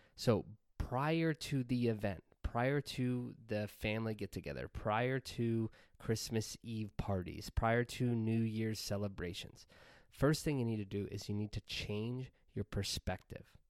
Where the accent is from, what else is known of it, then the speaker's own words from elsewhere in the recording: Pennsylvania, United States; moved away as an adult; we recently relocated to Pennsylvania, back to my hometown